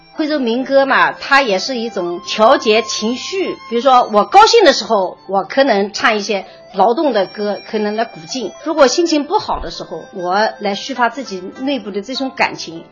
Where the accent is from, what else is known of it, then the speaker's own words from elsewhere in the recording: Huizhou, Anhui, China; accent: Huizhou dialect; 我们原先的徽州方言